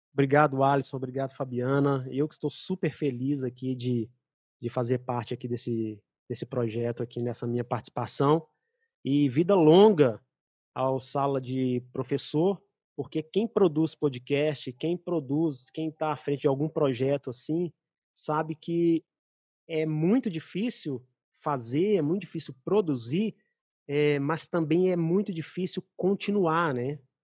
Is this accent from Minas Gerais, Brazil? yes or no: yes; Belo Horizonte, Minas Gerais, Brazil; moved away; minha terra